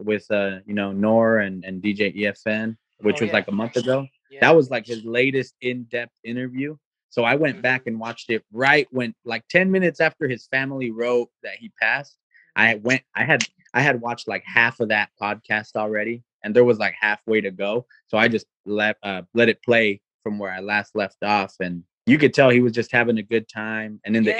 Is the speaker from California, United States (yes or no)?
yes; California, United States; … for sure, because I'm from we're originally from Cali, so you know the West Coast flavor is there naturally.